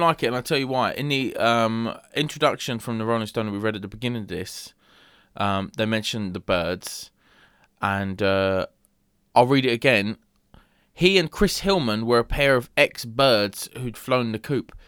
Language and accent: English; England, United Kingdom; As an Englishman